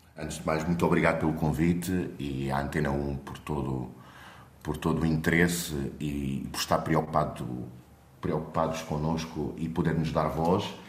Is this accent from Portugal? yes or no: yes; Grândola, Alentejo, Portugal; moved away as an adult; now in Colombia; Eu sou alentejano de Grande Vila Morena.